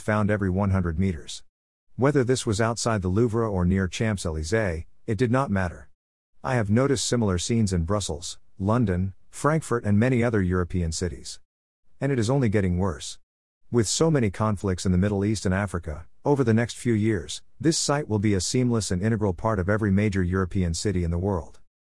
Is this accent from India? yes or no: yes; Mumbai, Maharashtra, India; born and brought up in Mumbai